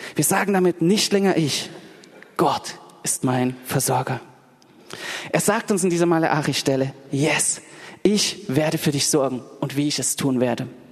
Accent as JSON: {"language": "German", "town": "Dresden", "region": "Saxony", "country": "Germany", "tie": "born or raised there", "moved": "yes", "lives_now": "Berlin, Germany", "said": "ich bin in Dresden in der Gemeinde aufgewachsen"}